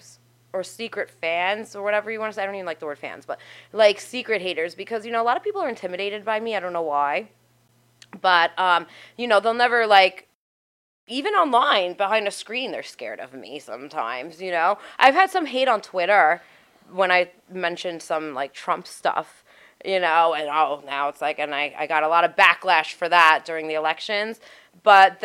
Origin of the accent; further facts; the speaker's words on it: New York City, New York, United States; I'm from Staten Island